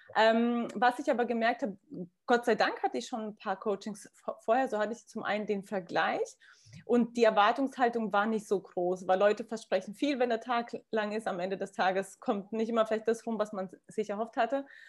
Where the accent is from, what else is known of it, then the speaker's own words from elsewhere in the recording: Kazakhstan; moved away; ich komme aus Kasachstan, meine Familie legt sehr viel Wert auf Bodenständigkeit